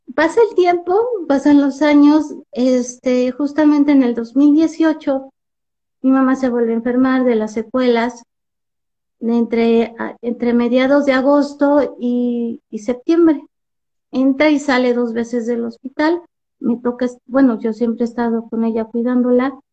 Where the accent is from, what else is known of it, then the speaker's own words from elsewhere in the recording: Mexico City, Mexico; now in Metepec, Mexico; Soy originaria de la Ciudad de México. Este, aunque ahora radico en, el Estado de México, en Metepec